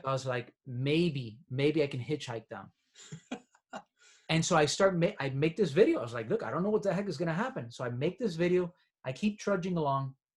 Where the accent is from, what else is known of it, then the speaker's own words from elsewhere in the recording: Miami, Florida, United States; I'm from Miami